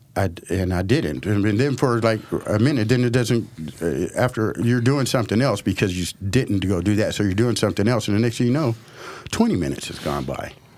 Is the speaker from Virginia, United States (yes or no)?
no; Portland, Oregon, United States; I'm African American, growing up in the city of Portland